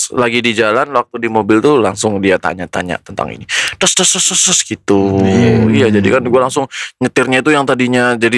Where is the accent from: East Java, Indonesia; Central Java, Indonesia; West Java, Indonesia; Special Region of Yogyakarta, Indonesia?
Central Java, Indonesia; Cilacap; jadi itu adalah pertama kalinya istri gue gue bawa ke hmm. uh, kampung gue yeah. di Cilacap.